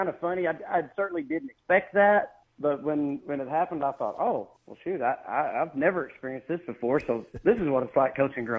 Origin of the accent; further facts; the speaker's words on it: Roland, Oklahoma, United States; I'm actually from the Roland Muldrow area. This is home.